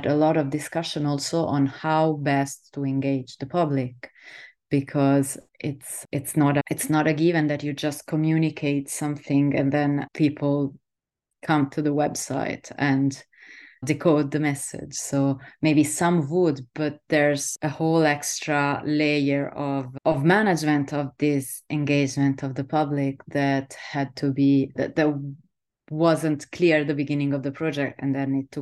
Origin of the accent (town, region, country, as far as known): Southern Italy, Italy; moved away as an adult; also born or lived in Netherlands